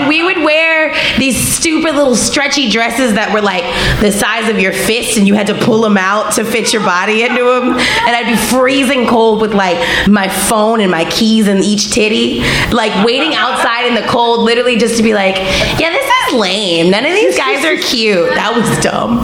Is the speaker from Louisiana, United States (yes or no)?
yes; Louisiana, United States; I'm from Louisiana and I'm like Creole through and through